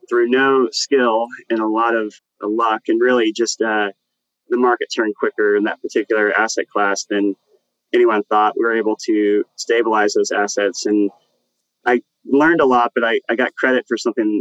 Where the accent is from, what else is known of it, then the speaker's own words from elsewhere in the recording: Plano, Texas, United States; I grew up in Plano, Texas